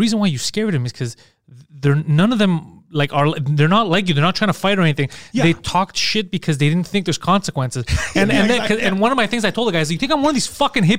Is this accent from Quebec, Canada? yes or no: yes; Montreal, Quebec, Canada; I was like, I'm from Park X, bro.